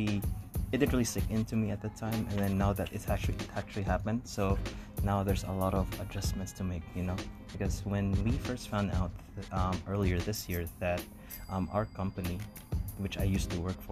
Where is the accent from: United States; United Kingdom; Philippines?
Philippines; moved away as an adult; now in Canada; fellow Filipinos